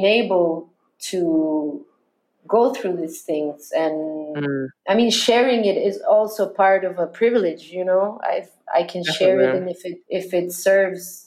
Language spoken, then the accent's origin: English; Chile; I was Latin, because I was Chilean